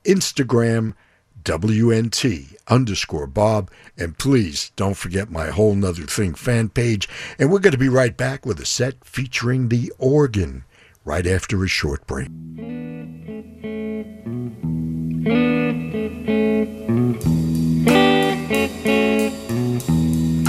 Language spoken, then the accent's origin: English; New York City, New York, United States; now in Southern California, United States; as a kid growing up in New York City